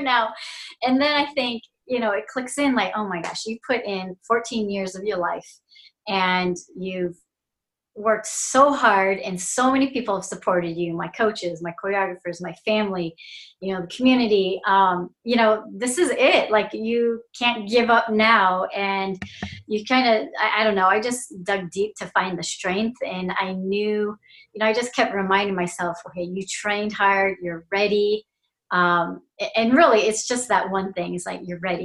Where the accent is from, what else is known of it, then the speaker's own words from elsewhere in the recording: Fremont, California, United States; My hometown of Fremont, California